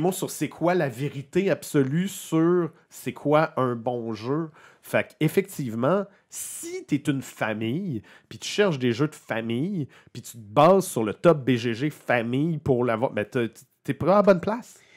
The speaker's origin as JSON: {"language": "French", "region": "Quebec", "country": "Canada", "said": "nous, ça nous touche les Québécois"}